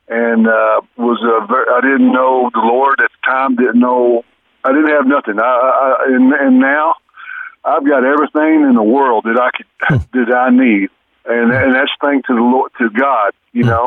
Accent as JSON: {"language": "English", "town": "Lubbock", "region": "Texas", "country": "United States", "moved": "as an adult", "lives_now": "Tucson, United States", "said": "I came to town uh, in Tucson. I'm originally from Lubbock, Texas. In 1996, uh, it's July 1996, I hitchhiked here."}